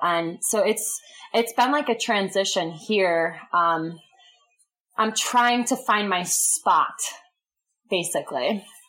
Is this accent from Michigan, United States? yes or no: yes; Michigan, United States; I'm from Michigan